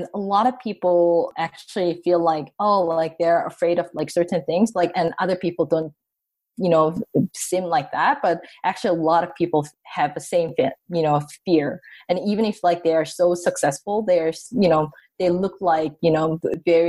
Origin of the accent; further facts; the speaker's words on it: South Korea; moved away as an adult; also born or lived in San Francisco, United States; now in Toronto, Canada; growing up in Korea